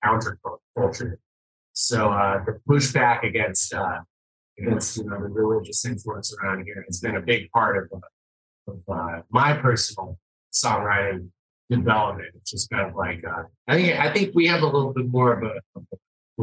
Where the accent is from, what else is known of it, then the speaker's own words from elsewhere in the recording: Salt Lake City, Utah, United States; growing up in Salt Lake and not being Mormon